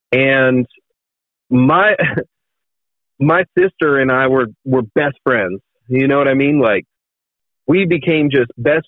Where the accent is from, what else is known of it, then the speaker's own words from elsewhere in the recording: Sherman, Texas, United States; So I was born in a small town in Texas. Right? It's called Sherman, Texas.